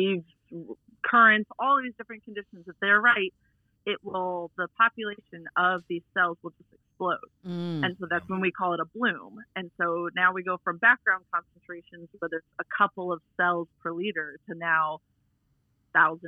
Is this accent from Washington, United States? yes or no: no; Orlando, Florida, United States; I grew up in Orlando